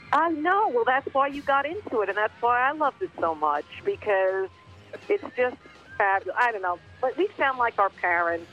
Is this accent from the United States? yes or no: yes; Long Island, New York, United States; now in Los Angeles, United States; I grew up on Long Island